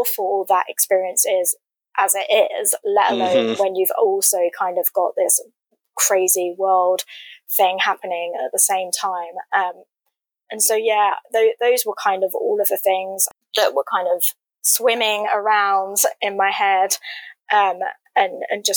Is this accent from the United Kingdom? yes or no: yes; England, United Kingdom; I'm from England. We would listen to the BBC radio dramas growing up.